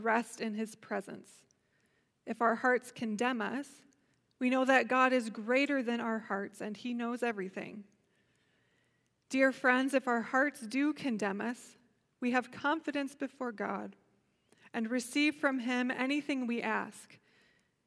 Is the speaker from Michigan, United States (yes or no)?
yes; Holland, Michigan, United States; Growing up in Holland, Michigan, around this time of year, we were always gearing up for tulip time